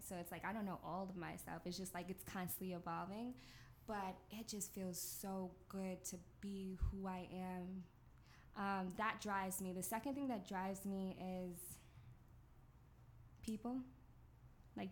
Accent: Long Island, New York, United States; I'm from Long Island.

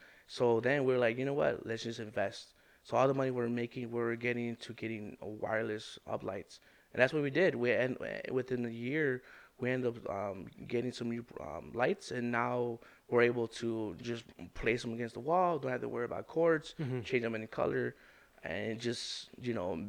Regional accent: Chicago, Illinois, United States; I grew up in Brighton Park

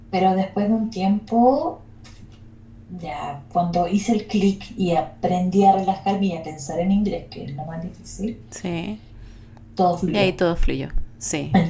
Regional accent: Chile; la mayoría de mi, de mi vida la viví entre Santiago y Valparaíso.

